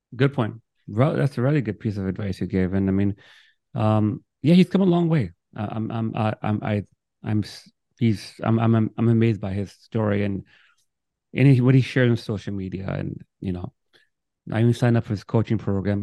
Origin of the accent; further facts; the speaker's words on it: New York, United States; also born or lived in Miami, Florida; I'm from Brooklyn